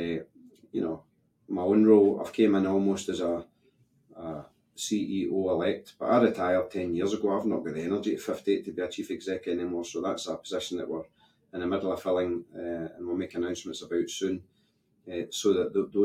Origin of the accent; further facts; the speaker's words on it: Scotland, United Kingdom; we are Scottish.